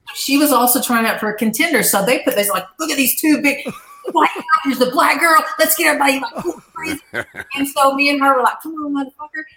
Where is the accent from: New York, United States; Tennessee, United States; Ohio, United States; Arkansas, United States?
Arkansas, United States; moved away as an adult; also born or lived in Dallas, Texas; I'm from Arkansas originally, and mm-hmm. so I grew up raising horses